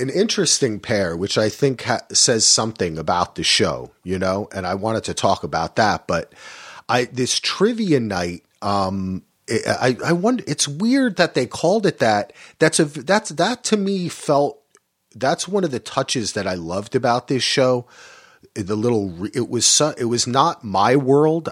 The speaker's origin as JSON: {"language": "English", "region": "New Jersey", "country": "United States", "tie": "born or raised there", "said": "I grew up in New Jersey"}